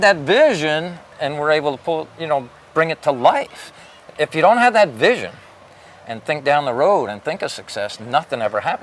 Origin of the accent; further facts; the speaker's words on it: Bethlehem, Pennsylvania, United States; I grew up in Bethlehem, Pennsylvania